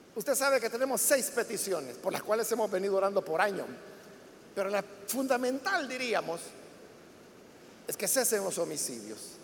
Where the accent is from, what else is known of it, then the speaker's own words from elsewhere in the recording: El Salvador; todos somos salvadoreños y ciudadanos